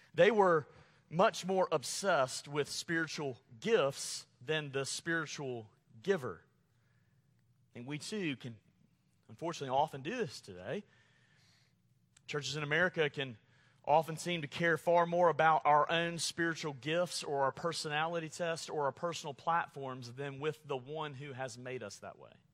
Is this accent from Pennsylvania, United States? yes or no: no; Montgomery, Alabama, United States; moved away; growing up in Montgomery, Alabama